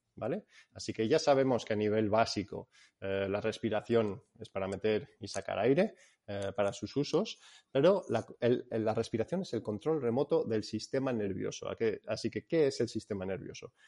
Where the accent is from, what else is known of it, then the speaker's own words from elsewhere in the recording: Spain; also born or lived in England; Soy inglés, pero fui criado aquí en, en España.